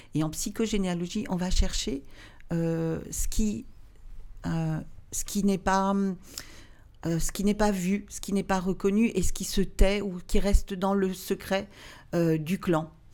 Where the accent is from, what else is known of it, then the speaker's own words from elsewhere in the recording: Alsace, Grand Est, France; also born or lived in Obernai; je viens d'Alsace